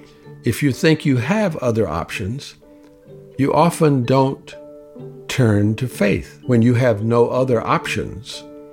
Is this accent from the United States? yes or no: yes; the Jim Crow South, United States; I grew up in the Jim Crow South